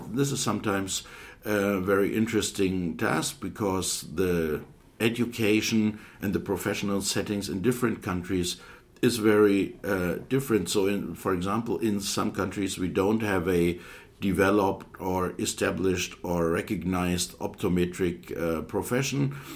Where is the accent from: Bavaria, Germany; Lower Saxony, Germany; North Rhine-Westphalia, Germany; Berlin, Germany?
Lower Saxony, Germany; Hildesheim; also born or lived in Aalen; I'm a German optometrist I finished my education in 1989 at the Hochschule Aalen in the southern part of uh, Germany, and I am self employed in a specialty contact lens practice in my hometown, Hildesheim, which is in the northern part of Germany